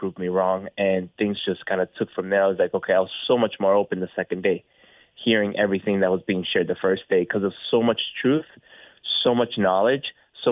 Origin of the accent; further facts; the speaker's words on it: South Florida, United States; we were, again, born and raised in South Florida.